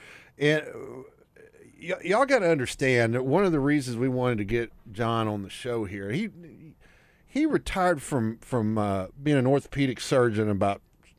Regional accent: Pine Bluff, Arkansas, United States; an old buddy from my hometown of Pine Bluff

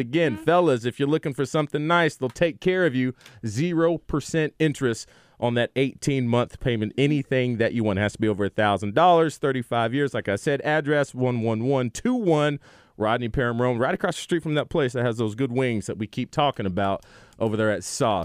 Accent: the South, United States; We're from the South

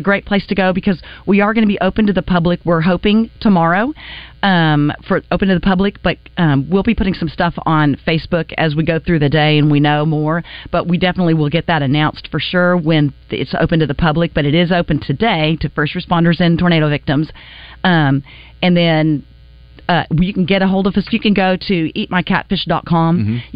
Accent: Wichita, Kansas, United States; moved away; I'm from Wichita, Kansas

